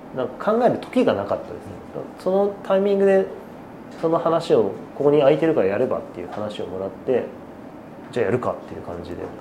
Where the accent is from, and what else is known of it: Yokohama, Kanagawa, Japan; born or raised there